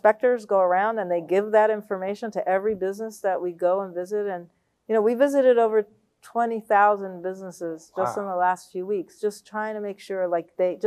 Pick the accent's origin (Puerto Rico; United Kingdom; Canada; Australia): Puerto Rico; now in Los Angeles, United States; I come from Puerto Rico